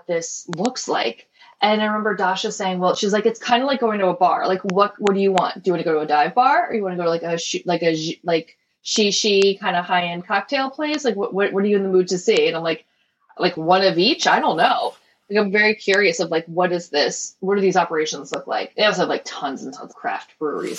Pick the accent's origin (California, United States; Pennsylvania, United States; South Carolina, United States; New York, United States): Pennsylvania, United States; Philadelphia; born or raised there